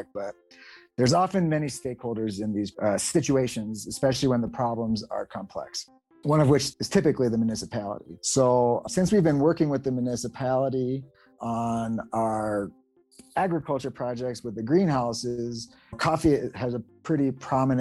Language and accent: English; United States; we're white males from the United States